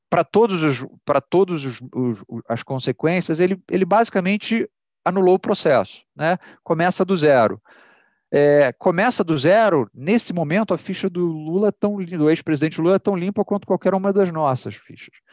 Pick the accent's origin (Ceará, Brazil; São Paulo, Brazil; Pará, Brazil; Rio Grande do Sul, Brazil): Ceará, Brazil; porque eu tenho esse sotaque esquisito, mas eu sou cearense, tá?